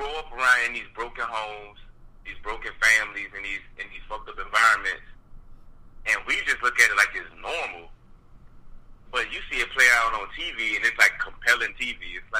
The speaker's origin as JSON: {"language": "English", "town": "Newport News", "region": "Virginia", "country": "United States", "said": "I'm from Newport News, Virginia."}